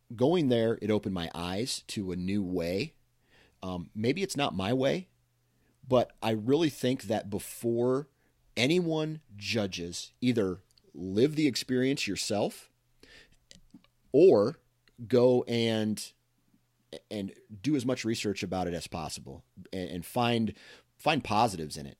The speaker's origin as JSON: {"language": "English", "region": "Iowa", "country": "United States", "tie": "born or raised there", "said": "I was born and raised in Iowa"}